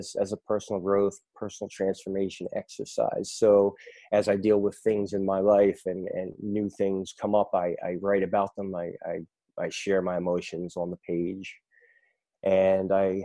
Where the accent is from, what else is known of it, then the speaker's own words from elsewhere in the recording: Philadelphia, Pennsylvania, United States; now in Raleigh, United States; I'm from Raleigh, North Carolina, originally from Philadelphia, Pennsylvania.